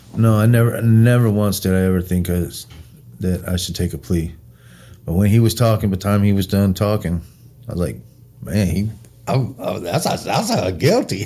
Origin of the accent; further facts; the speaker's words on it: Wyoming, United States; also born or lived in Springfield, Missouri; I'm born in Springfield, raised in Wyoming